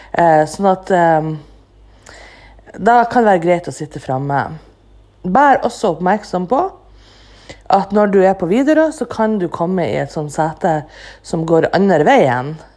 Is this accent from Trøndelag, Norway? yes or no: no; Andenes, Nordland, Norway; now in Bodø, Norway; mitt eget hjemsted, ANX, Andenes